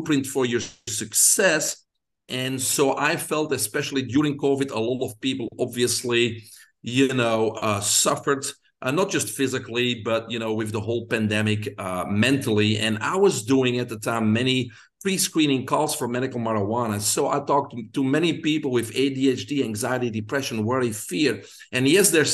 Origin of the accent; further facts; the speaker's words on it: Belgium; moved away as an adult; now in United States; I grew up in Belgium. People can hear my accent, so that's where it's from.